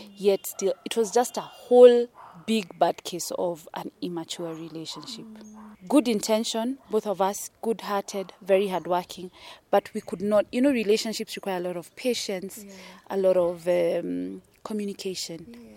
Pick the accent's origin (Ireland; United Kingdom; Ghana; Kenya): Kenya; Nairobi; I come from Kenya, born in Nairobi, sort of like the east side of Nairobi small place called Buruburu. I've experienced the whole city life